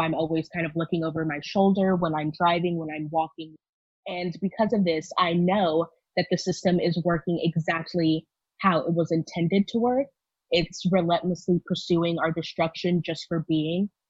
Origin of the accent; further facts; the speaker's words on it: Houston, Texas, United States; I'm from Houston, Texas, and I identify as a Black woman